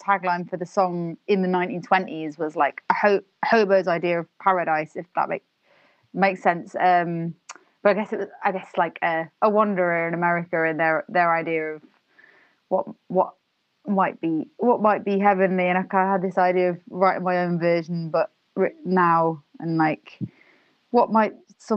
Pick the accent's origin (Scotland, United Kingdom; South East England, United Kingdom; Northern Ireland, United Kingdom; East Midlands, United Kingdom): East Midlands, United Kingdom; Nottingham; now in London, United Kingdom; I'm originally from Nottingham.